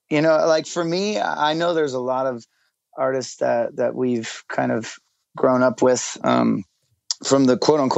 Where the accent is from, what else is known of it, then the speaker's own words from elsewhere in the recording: Tempe, Arizona, United States; also born or lived in Phoenix; Yeah, it's Tempe, but I was kind of born and raised, I mean, when you say Phoenix, everybody just kind of gets it.